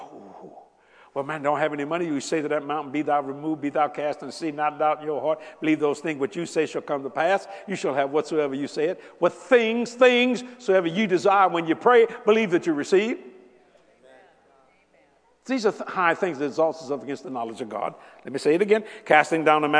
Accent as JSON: {"language": "English", "country": "United States", "said": "I am an American."}